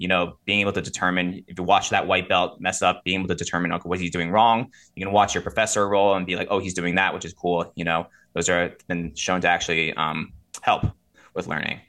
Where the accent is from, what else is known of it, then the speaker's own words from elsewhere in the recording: Rockland County, New York, United States; I'm originally from, I don't know if you guys are familiar with Rockland County. It's a little bit upstate, the eight four five Lower Hudson Valley. Uh, grew up there